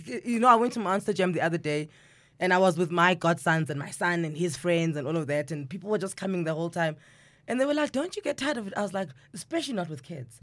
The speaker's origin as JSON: {"language": "English", "country": "South Africa", "said": "as South Africans, we like community"}